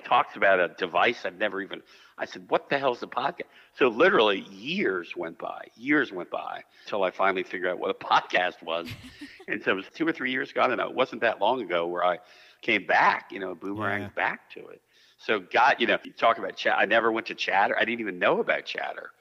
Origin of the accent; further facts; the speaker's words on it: United States; I'm born and raised in Montgomery County